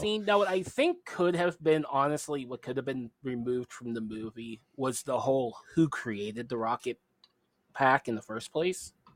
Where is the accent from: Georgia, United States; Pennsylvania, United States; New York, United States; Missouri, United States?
Pennsylvania, United States; Pittsburgh; I'm from Pittsburgh